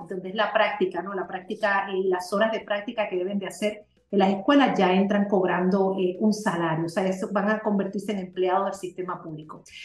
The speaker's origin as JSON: {"language": "Spanish", "country": "Spain", "tie": "born or raised there", "also_born_or_lived": "Puerto Rico", "moved": "yes", "lives_now": "Miami, United States", "said": "soy española de nacimiento."}